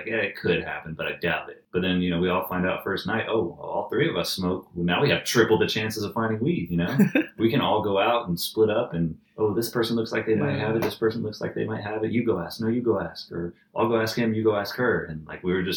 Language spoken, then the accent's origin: English; Atlanta, Georgia, United States; We're from Atlanta.